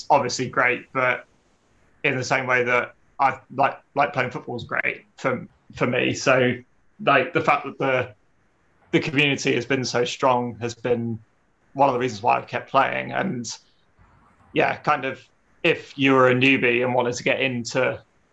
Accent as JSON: {"language": "English", "town": "Ipswich", "region": "East of England", "country": "United Kingdom", "also_born_or_lived": "Nottingham", "moved": "yes", "said": "I'm from Ipswich originally. It's somewhere that's sort of stuck out in the southeast of England"}